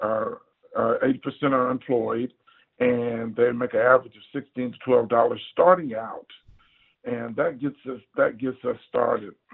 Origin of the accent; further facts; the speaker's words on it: Houston, Texas, United States; also born or lived in Baltimore; I'm from Acres Homes, which is north side of Houston, and I went to Eisenhower. I graduated from Eisenhower